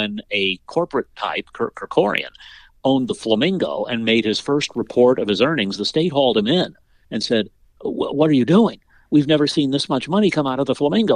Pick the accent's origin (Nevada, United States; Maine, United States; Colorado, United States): Nevada, United States; Las Vegas; I grew up in Las Vegas, and I was born a few years after it opened, so it's always been there. So as a Las Vegan